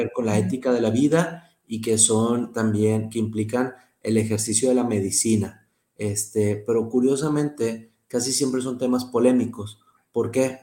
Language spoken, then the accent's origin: Spanish; Monterrey, Nuevo León, Mexico; accent: regio; also born or lived in Pamplona, Spain; soy regio y espero que hablar como regio siempre